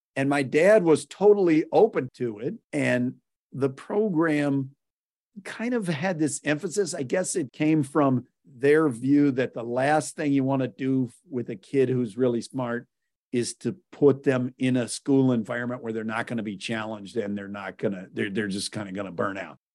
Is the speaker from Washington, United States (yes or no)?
no; Whittier, California, United States; born or raised there; also born or lived in Waco, Texas